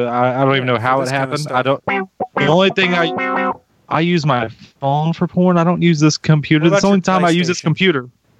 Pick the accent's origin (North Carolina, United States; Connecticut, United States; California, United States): North Carolina, United States; I'm from North Carolina.